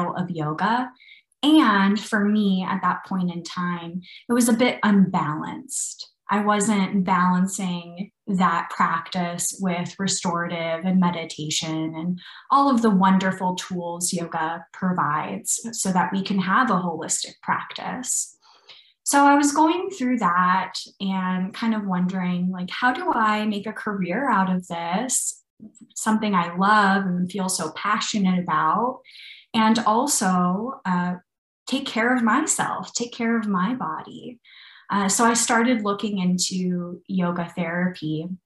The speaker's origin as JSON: {"language": "English", "town": "Brownsville", "region": "Texas", "country": "United States", "tie": "born or raised there", "also_born_or_lived": "London, United Kingdom", "moved": "as an adult", "lives_now": "Austin, United States", "said": "I grew up in a small town called Brownsville in South Texas on the border of Mexico"}